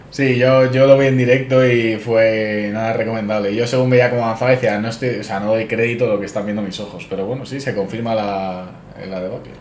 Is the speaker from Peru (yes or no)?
no; Madrid, Community of Madrid, Spain; yo como madrileño